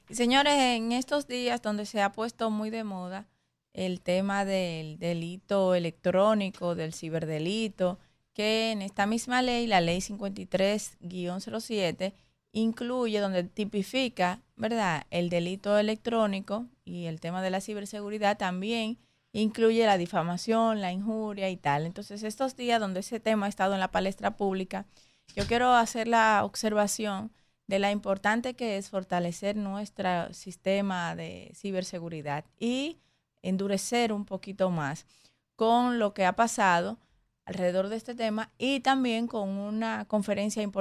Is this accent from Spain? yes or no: no; Dominican Republic; somos nosotros, estamos nosotros como República Dominicana.